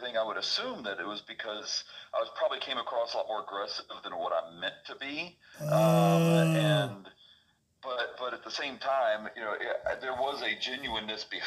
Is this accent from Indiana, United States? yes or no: no; Middle Tennessee, United States; I grew up in Middle Tennessee, grew up in a Christian home